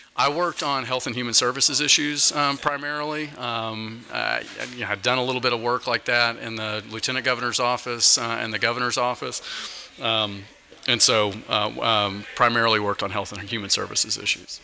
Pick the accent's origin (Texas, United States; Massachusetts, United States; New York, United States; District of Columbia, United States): Texas, United States; Dallas Fort Worth area; moved away as an adult; now in Washington, United States; I'm from the Dallas Fort Worth area